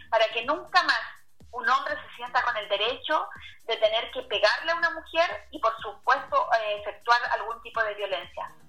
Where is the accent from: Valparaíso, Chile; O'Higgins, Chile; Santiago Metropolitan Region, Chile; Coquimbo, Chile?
Coquimbo, Chile; Huentelauquén Norte; provengo de Huentelauquén Norte, de la comuna de Canela.